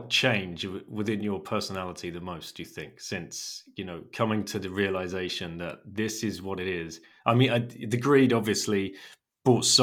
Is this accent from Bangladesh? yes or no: no; Germany; English is a second language; for people uh, of your of my age growing up in Germany, uh, you know, I remember the wall coming down